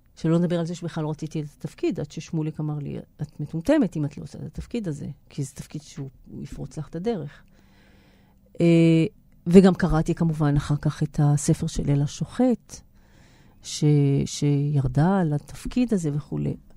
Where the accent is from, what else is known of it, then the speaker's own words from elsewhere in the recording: Israel; אני נולדתי בארץ, חוויית ההגירה עברה אליי ב-DNA